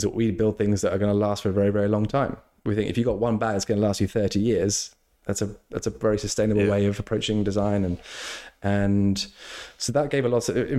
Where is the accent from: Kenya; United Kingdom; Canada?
United Kingdom; England; I was born in England.